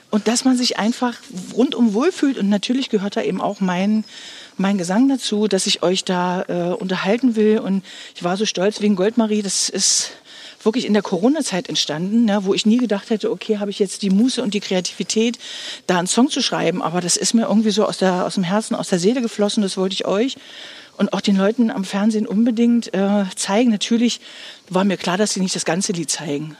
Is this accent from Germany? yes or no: yes; Stendal, Saxony-Anhalt, Germany; Du bist ja schließlich ein Stendeler Kind